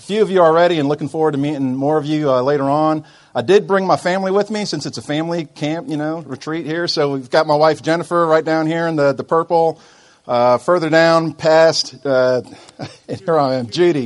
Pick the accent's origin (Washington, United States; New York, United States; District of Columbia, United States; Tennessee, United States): New York, United States; Albany; I grew up in upstate New York. I grew up in Albany